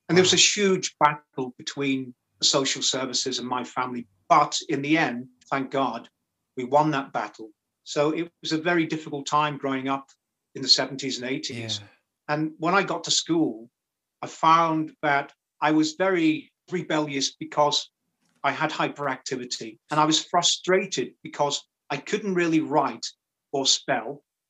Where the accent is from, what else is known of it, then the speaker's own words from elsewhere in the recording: Rock Ferry, North West England, United Kingdom; So that was my early years, really, of growing up in Rock Ferry.